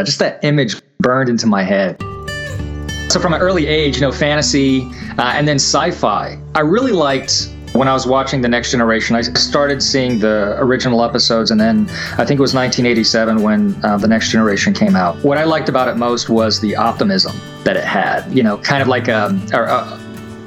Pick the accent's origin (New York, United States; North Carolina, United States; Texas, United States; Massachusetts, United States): North Carolina, United States; Charlotte; also born or lived in Virginia / Kentucky; I was born in Virginia, lived in Kentucky, and then, you know, grew up in Charlotte, North Carolina